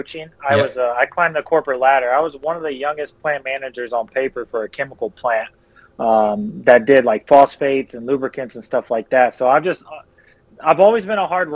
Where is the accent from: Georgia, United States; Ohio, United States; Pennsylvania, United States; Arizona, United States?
Ohio, United States; Mansfield; moved away as an adult; I'm from the place called Mansfield, Ohio.